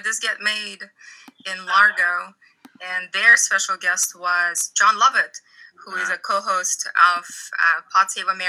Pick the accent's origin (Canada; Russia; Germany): Russia; now in Los Angeles, United States; I live in Los Angeles with Ryan, and I'm originally from Russia.